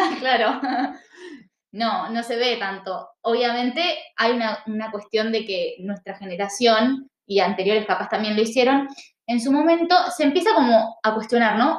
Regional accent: Argentina; nosotros tomamos como argentinas

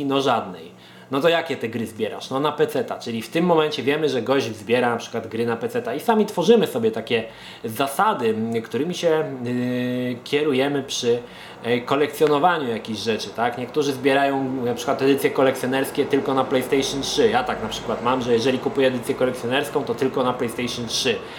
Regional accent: Poland

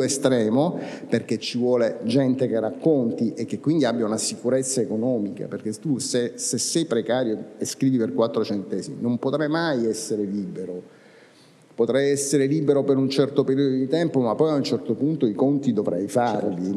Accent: Sicily, Italy; siciliani, che è la mia terra

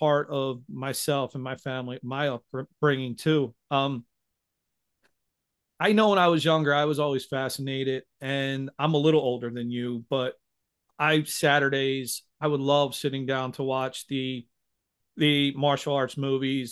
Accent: United States; me being born and raised in America fully

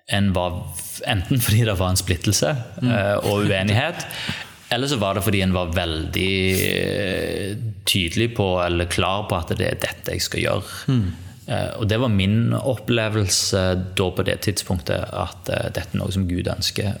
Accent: Sandnes, Rogaland, Norway; also born or lived in Bryne; Oppvokst eh, her i Sandnes, som vi sitter nå

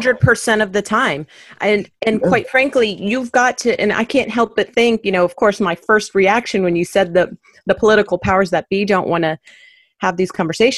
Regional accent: Miami, Florida, United States; moved away; I grew up in Miami, so it was very diverse. And then I came here and it wasn't

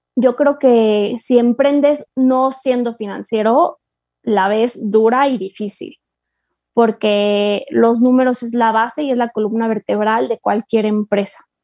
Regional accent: Mexico

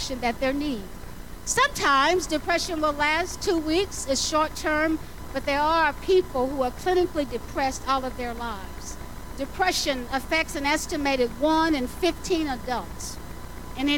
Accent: the South, United States; I grew up in the South

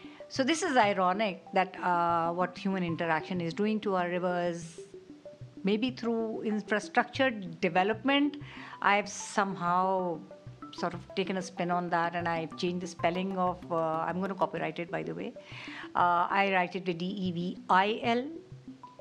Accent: Karachi, Sindh, Pakistan; I'm from Karachi, Pakistan

